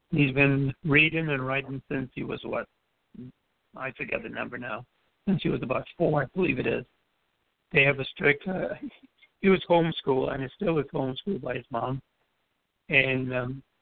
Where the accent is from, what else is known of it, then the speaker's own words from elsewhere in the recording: U.S. Virgin Islands; grew up in the Virgin Islands. Basically, we say hello, good morning to everyone.